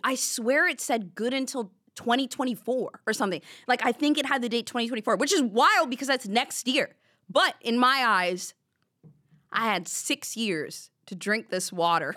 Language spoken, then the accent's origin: English; the South, United States; I grew up in the South